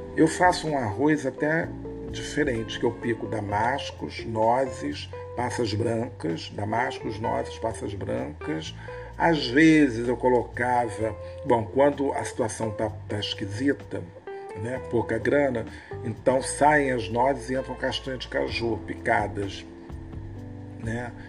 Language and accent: Portuguese; Rio de Janeiro, Brazil; Somos cariocas, brasileiros